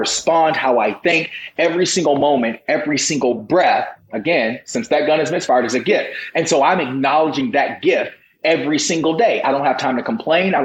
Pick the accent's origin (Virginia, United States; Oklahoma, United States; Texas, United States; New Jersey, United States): Virginia, United States; I grew up in the Bible Belt of Virginia